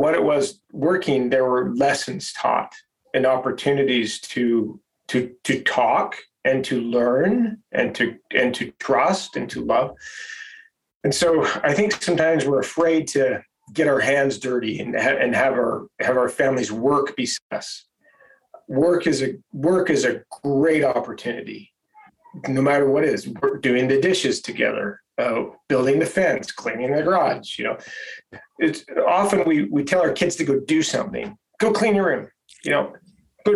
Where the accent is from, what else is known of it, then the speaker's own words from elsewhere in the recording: Holladay, Utah, United States; I grew up in Holiday, Utah, which is a suburb of Salt Lake City.